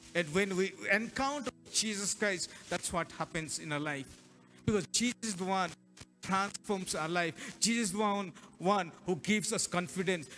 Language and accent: English; Hyderabad, Telangana, India; we are from Telangana, Hyderabad